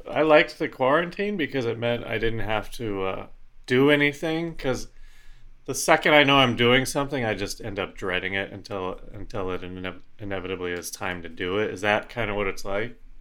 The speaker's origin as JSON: {"language": "English", "region": "Colorado", "country": "United States", "moved": "yes", "lives_now": "Los Angeles, United States", "said": "I'm I'm from Colorado"}